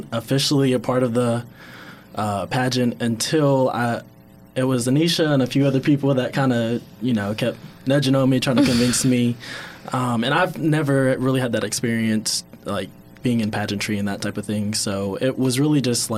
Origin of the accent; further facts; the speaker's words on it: Henderson, Kentucky, United States; I am from Henderson, Kentucky